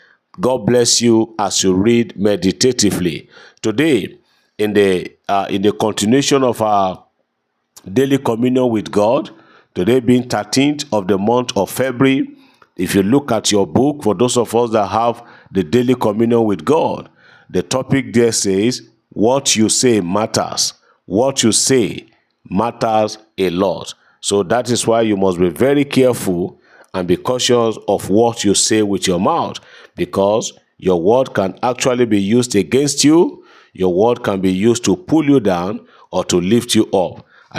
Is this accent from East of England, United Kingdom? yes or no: no; London, United Kingdom; I am so person from London, United Kingdom.